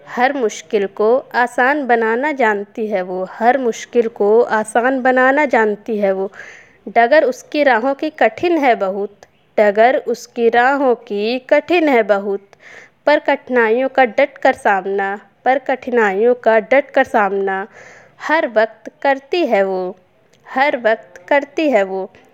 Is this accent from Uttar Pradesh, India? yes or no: yes; Kanpur, Uttar Pradesh, India; मैं उत्तर प्रदेश के ज़िले कानपुर की रहने वाली हूँ